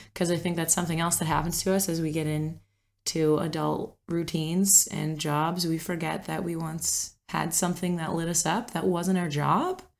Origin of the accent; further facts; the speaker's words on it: Cape Breton Island, Nova Scotia, Canada; moved away; also born or lived in Ontario; I was born and raised on Cape Breton Island